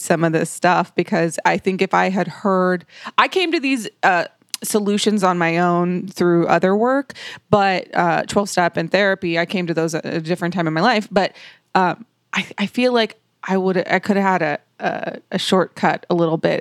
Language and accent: English; Dallas, Texas, United States; I'm originally from South Dallas